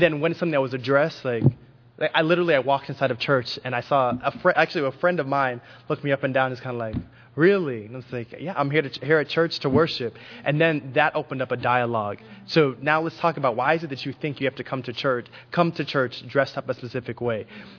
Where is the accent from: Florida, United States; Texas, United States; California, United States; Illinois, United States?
Texas, United States; Houston; I grew up in Houston. I actually taught here for 2 years in Fondren.